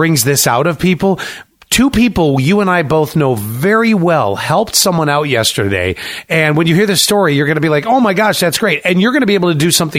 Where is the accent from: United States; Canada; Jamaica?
United States; Buffalo, New York; moved away; when I was growing up in Buffalo